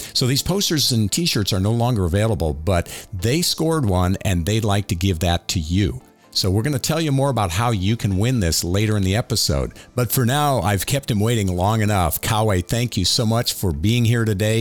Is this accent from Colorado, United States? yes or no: no; Miami, Florida, United States; I grew up in South Florida on an organic fruit and vegetable farm